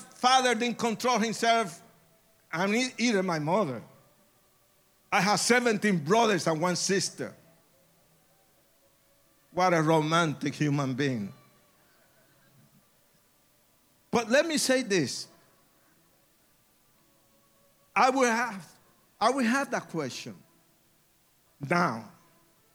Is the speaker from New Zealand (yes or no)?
no; Puerto Rico; I was born in Puerto Rico